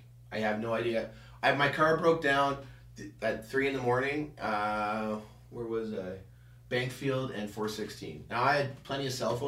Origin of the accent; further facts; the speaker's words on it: Canada; we're Canadian.